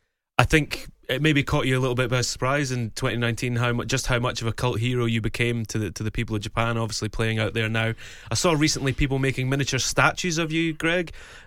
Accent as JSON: {"language": "English", "region": "Scotland", "country": "United Kingdom", "said": "As a Scottish person, that makes me dead uneasy."}